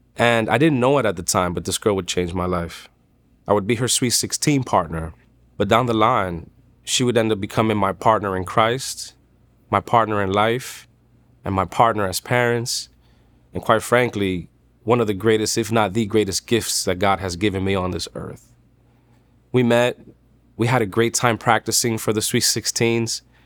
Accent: New York City, New York, United States; I'm from Dykeman. It's Manhattan, New York.

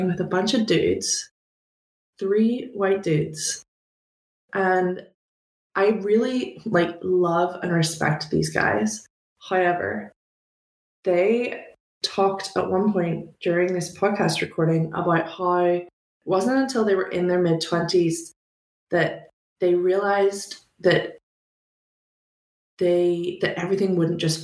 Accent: Belfast, Northern Ireland, United Kingdom; moved away as an adult; now in United States; where I grew up in Belfast

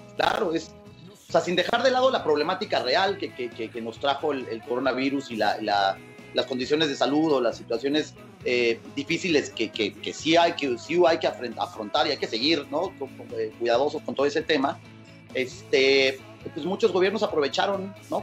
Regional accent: Cali, Valle del Cauca, Colombia; now in Mexico; yo nací, yo nací en Cali, Colombia

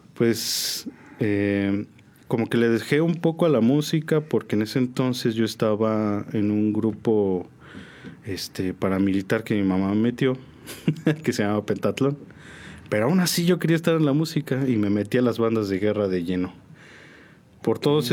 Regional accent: Mexico City, Mexico; moved away; also born or lived in San Juan; Yo soy originario de la Ciudad de México, de la Gustavo Madero, De ahí soy

